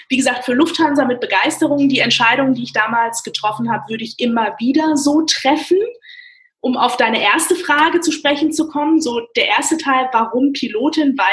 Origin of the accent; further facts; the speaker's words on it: Frankfurt, Hesse, Germany; haben sich in Frankfurt kennengelernt und sind hier hängen